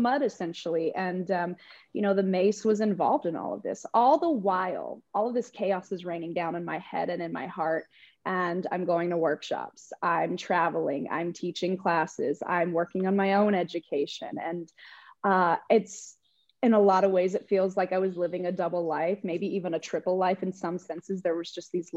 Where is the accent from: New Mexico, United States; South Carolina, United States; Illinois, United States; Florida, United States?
New Mexico, United States; moved away as an adult; now in Austin, United States; I grew up in New Mexico, so there was a certain way of how things went and operated, and I was surrounded by family